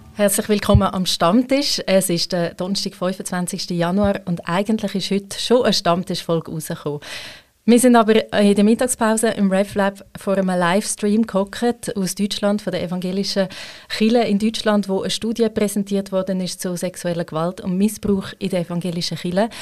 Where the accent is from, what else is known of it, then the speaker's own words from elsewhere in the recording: Switzerland; Ich als Schweizerin